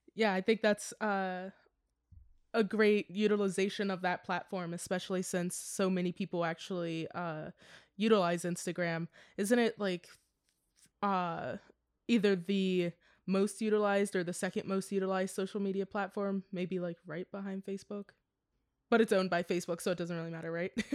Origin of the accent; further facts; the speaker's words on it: Maryland, United States; moved away as an adult; also born or lived in Pittsburgh; now in Los Angeles, United States; I also moved home for a couple of months during the quarantine, so I moved from Pittsburgh to Maryland